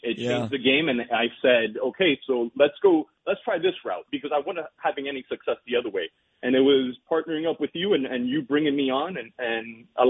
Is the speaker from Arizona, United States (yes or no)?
no; Hialeah, Florida, United States; I'm from Hialeah. It's a bro guy and I have curse words and it's who I am.